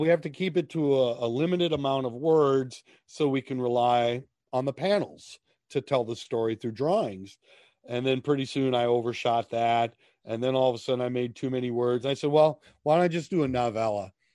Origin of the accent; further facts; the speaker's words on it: Minnesota, United States; I grew up in Minnesota